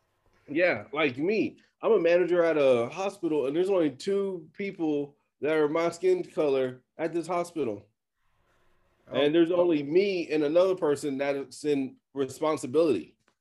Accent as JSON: {"language": "English", "region": "Texas", "country": "United States", "said": "I don't know. It's called being a Texan. That's the only thing I can say."}